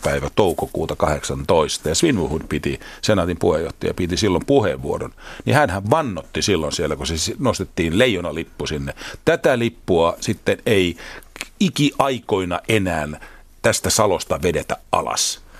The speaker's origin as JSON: {"language": "Finnish", "country": "Finland"}